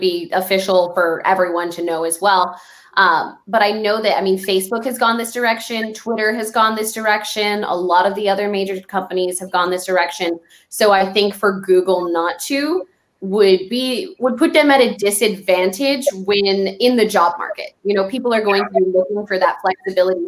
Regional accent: El Paso, Texas, United States; my hometown of El Paso

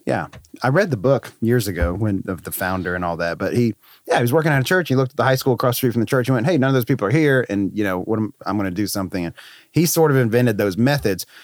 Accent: North Carolina, United States; moved away as an adult; also born or lived in Florida; I was in North Carolina, which is my home state

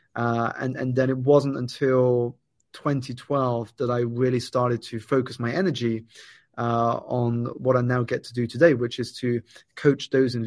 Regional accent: United Kingdom; I was born here in the United Kingdom, Steve, to Malaysian parents.

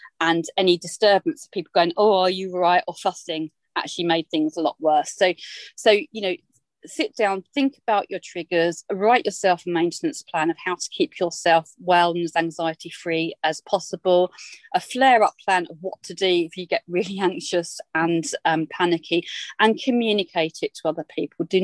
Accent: Essex, East of England, United Kingdom; moved away; I'm an Essex girl. I'm back from the Essex roots.

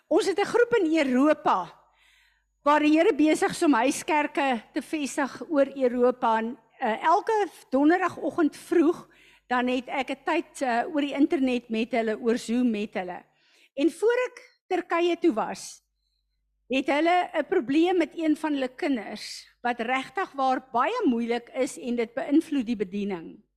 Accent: South Africa; ek as 'n Suid-Afrikaner

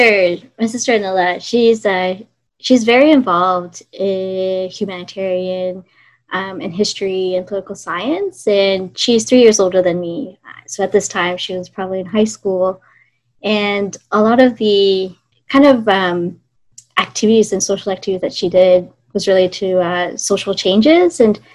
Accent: Singapore; born there; also born or lived in Australia / Canada / United States; I was born in Singapore, lived in Australia, lived in Canada and the States.

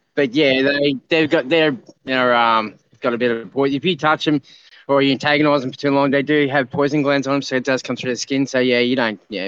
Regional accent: Queensland, Australia; I'm from Queensland, here in Australia

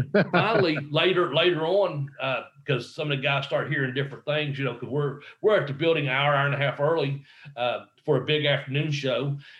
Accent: Ashland, Kentucky, United States; my hometown of Ashland, Kentucky

